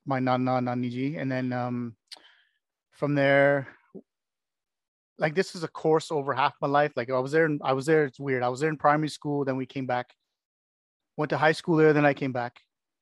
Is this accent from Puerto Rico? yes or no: no; Canada; also born or lived in United Kingdom; I'm born and bred in Canada and this country.